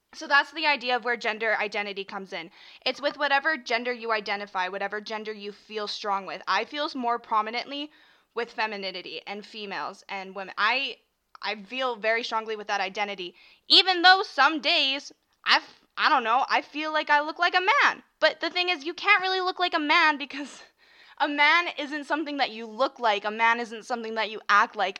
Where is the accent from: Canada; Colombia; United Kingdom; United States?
Canada; I'm from Canada, so we say Z, not Z. Sorry. Sorry. Zed.